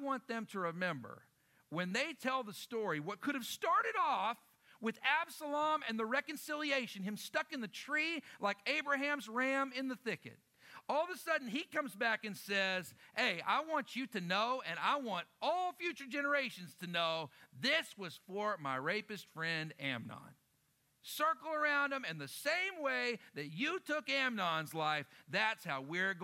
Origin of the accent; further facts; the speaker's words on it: Lubbock, Texas, United States; moved away; also born or lived in Oklahoma; I grew up in Lubbock, Texas